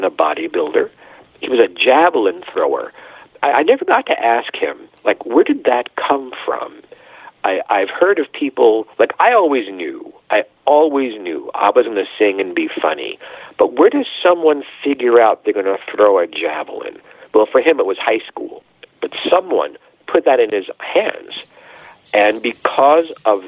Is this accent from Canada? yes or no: no; New York City, New York, United States; my hometown, New York City